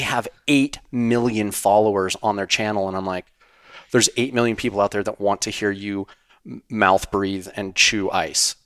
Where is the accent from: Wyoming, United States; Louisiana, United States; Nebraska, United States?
Wyoming, United States; in Wyoming where I grew up